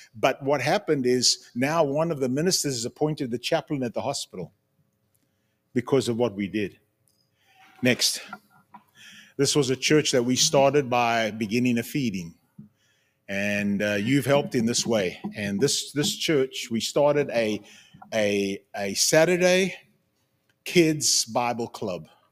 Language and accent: English; Zimbabwe; moved away; also born or lived in Cape Town, South Africa / United States; I was born in Cape Town, grew up in Zimbabwe, South Africa, born in South Africa, grew up in Zimbabwe.